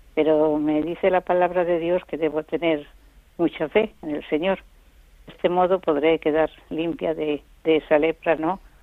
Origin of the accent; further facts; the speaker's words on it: Zamora, Castile and León, Spain; moved away as an adult; now in Asturias, Spain; yo soy de Zamora